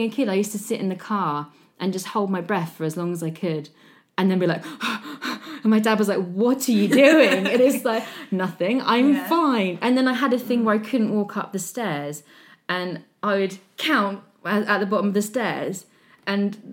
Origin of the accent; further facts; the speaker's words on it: Hampshire, South East England, United Kingdom; accent: posh; I'm from Hampshire. I sound posh.